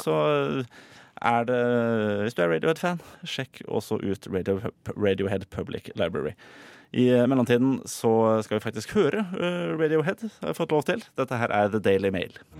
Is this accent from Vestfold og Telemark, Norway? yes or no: no; Oslo, Norway; som nordmann og osloboer